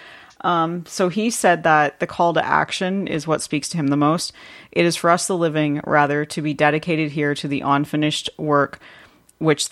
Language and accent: English; Canada; I'm a Canadian